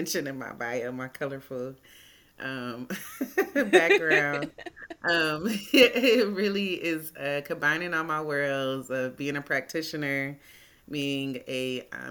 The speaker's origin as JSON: {"language": "English", "town": "Cleveland", "region": "Ohio", "country": "United States", "tie": "born or raised there", "moved": "as an adult", "lives_now": "Atlanta, United States", "said": "I'm originally from Cleveland, Ohio"}